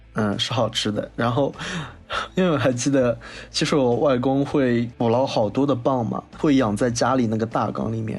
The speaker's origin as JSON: {"language": "Chinese", "town": "Wuxi", "region": "Jiangsu", "country": "China", "said": "我们无锡这边过年呢，家里都会做三样东西，蛋饺、面筋和白夜包"}